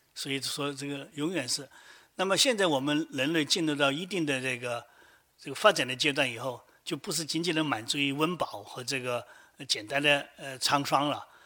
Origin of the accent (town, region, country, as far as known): China